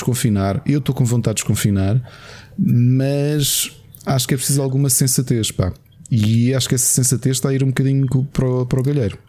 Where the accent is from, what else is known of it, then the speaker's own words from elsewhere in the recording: Portugal; Portugal tem uma população muito envelhecida